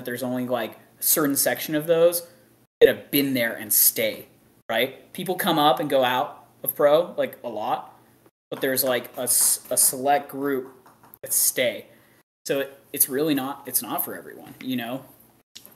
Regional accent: Canada; now in Texas, United States; as a Canadian coming down here

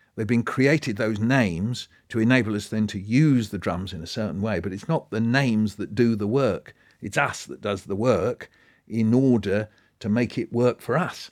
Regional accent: Pinner, London, United Kingdom; So where I grew up in Pinner in northwest London, we were surrounded with bungalows.

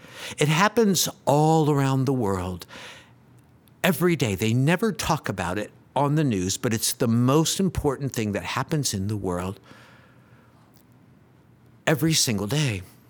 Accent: Oak Ridge, Tennessee, United States; so I grew up in Oak Ridge in what they used to call a C house.

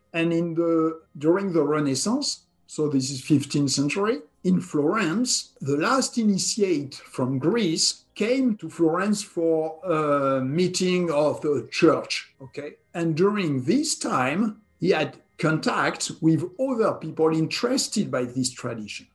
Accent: southwest France, France; was born and raised in France, in the country southwest of France

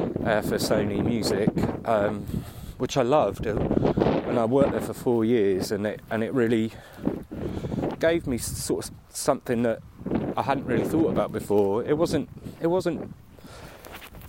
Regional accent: Aylesbury, South East England, United Kingdom; also born or lived in Waddesdon, Buckinghamshire; born in Buckinghamshire, in the town of Aylesbury 42 years and one day ago, and grew up in Aylesbury, lived there for until I was about 12, and then moved to a little village outside Aylesbury called Wadston

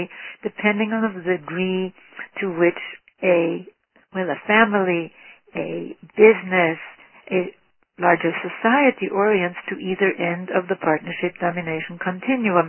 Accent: Havana, Cuba; moved away; also born or lived in Vienna, Austria; I grew up in the industrial slums of Havana

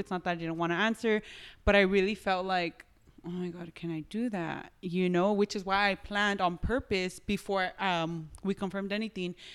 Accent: Los Angeles, California, United States; I was born here

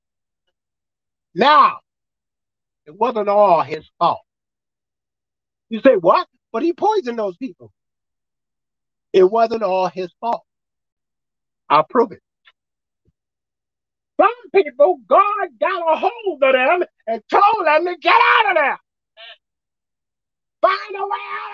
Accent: New York City, New York, United States; I was raised in Brooklyn.

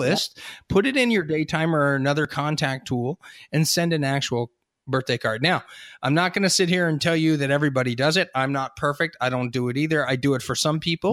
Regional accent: Hershey, Pennsylvania, United States; I grew up in Hershey.

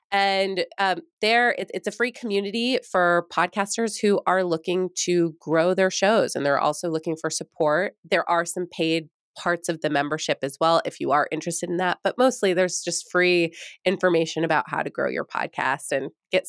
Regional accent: New York, United States; because I came from New York, and when I first was being recruited to the University of Minnesota, I was like, psh, what's there?

